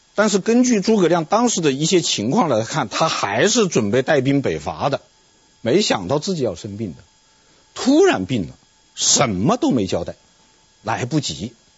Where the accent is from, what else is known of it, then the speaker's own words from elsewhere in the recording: China; 我们中国人